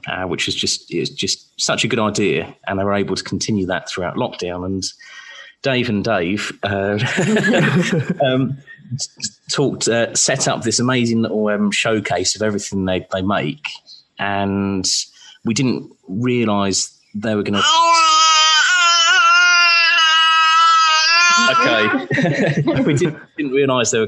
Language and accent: English; Surrey, South East England, United Kingdom; moved away as an adult; now in Portsmouth, United Kingdom; I was born in Portsmouth and we both grew up in Surrey